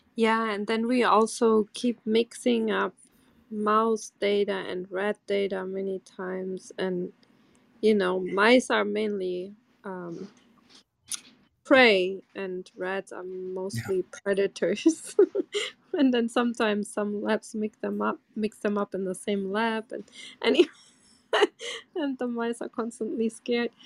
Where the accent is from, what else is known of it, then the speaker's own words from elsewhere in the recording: Portugal; moved away; I'm from Portugal